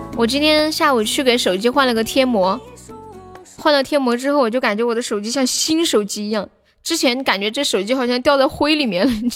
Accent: China; 作为一个中国人

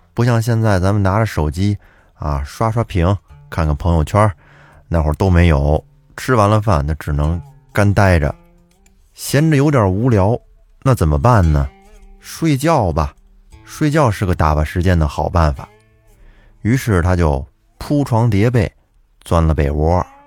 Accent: Huanghua, Hebei, China; 我的故乡也是沧州市，我是沧州黄花人

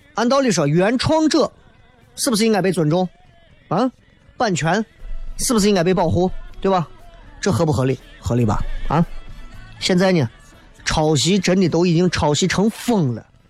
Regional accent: Xi'an, Shaanxi, China; 我们西安人正儿八经地道的西安人

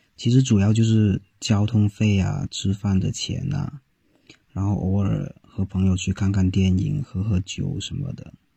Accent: Guangdong, China; moved away as an adult; now in Beijing, China; 我想离开我的家乡去别的地方看看

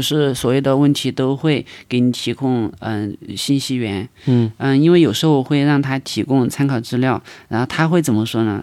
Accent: China; 我们中国人

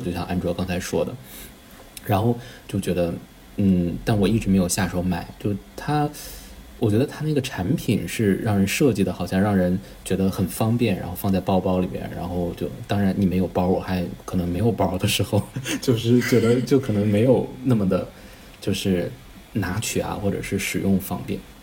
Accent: northern China, China; 我是北方人，其实北方本身就挺干的

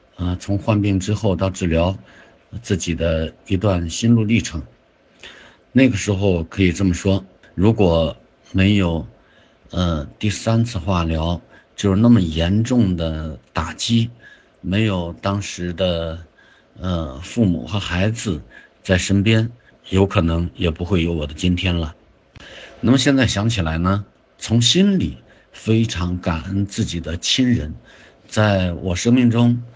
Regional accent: China; also born or lived in Zibo; 我们中国人

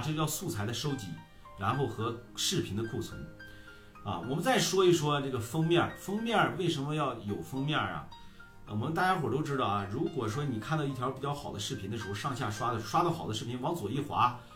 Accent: Heze, Shandong, China; 我们菏泽人啊，我们菏泽人觉得你们济南那片子，还有淄博那片子说话贼土。我们和， 菏泽人说话都洋气啊

